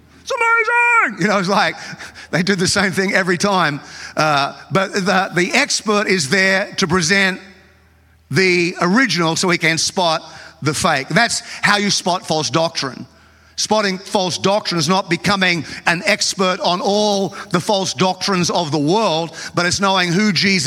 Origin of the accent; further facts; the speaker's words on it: Australia; I grew up in Australia